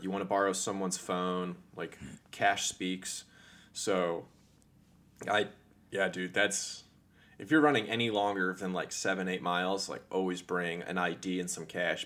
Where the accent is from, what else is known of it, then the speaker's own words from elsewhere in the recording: Northern Virginia, United States; I grew up in Northern Virginia.